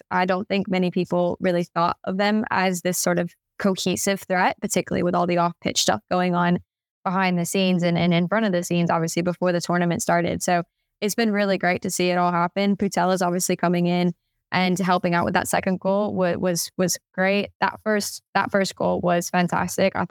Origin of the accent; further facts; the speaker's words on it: United States; as an American, is um, quite daunting.